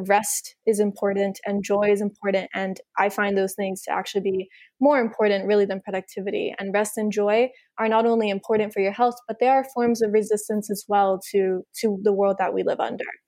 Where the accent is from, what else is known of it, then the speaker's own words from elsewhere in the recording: United States; also born or lived in Miami, Florida; growing up in the United States